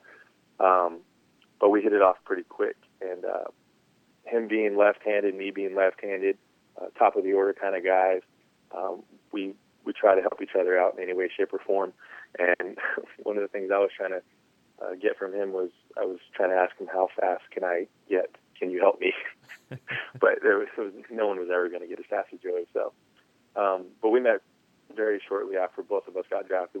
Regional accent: San Diego, California, United States; my hometown team

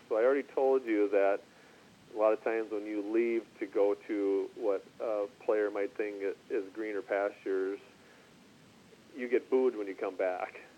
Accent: Minnesota, United States; a fellow Minnesotan

